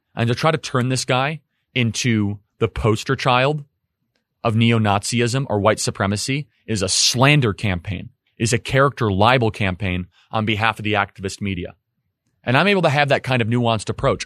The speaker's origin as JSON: {"language": "English", "region": "Northern Illinois", "country": "United States", "tie": "born or raised there", "said": "I grew up in Northern Illinois"}